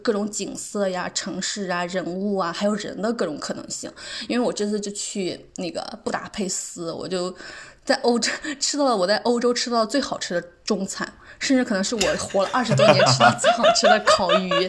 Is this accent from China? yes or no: yes; China; 就是我也不知道他咋看出来我是中国人的，就用中国话在问我。